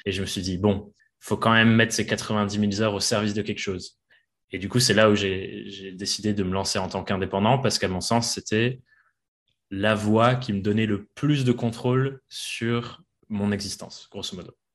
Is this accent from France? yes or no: no; England, United Kingdom; moved away; je suis anglais à la base